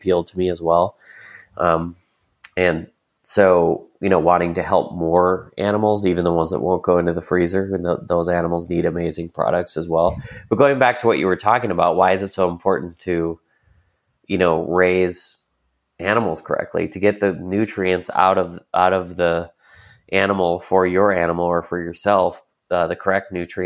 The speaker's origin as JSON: {"language": "English", "region": "Wisconsin", "country": "United States", "tie": "born or raised there", "moved": "yes", "lives_now": "Lancaster, United States", "said": "monoculture farms are like where I grew up in Wisconsin"}